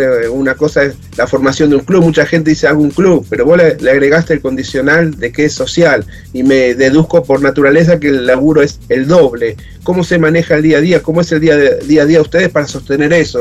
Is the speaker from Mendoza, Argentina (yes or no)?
no; Hurlingham, Buenos Aires Province, Argentina; yo también soy de Hurlingham, estoy en Curupaití